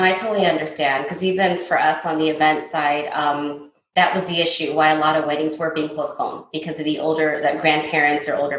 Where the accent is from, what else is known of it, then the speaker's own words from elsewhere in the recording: United States; I was born and raised here in the States, but my father and his brothers and sisters, they all worked at the store.